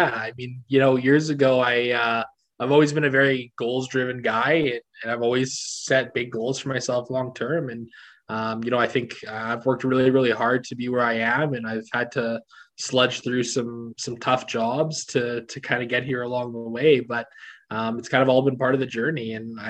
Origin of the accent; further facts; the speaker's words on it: Calgary, Alberta, Canada; I grew up living in Calgary